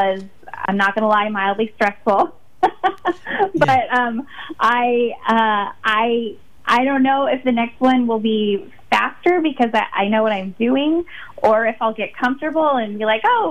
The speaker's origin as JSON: {"language": "English", "town": "Fallbrook", "region": "California", "country": "United States", "tie": "born or raised there", "said": "I grew up in Fallbrook, California, which is a small town, sort of inland San Diego"}